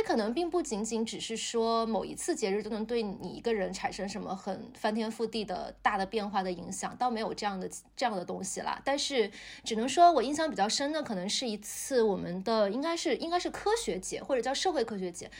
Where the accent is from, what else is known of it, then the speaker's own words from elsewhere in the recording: Shenzhen, Guangdong, China; moved away; 我在深圳长大